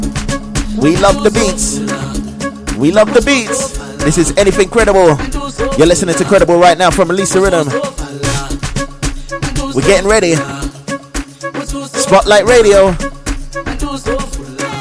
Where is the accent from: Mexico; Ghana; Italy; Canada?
Ghana; But I'm from Ghana. I'm actually from Ghana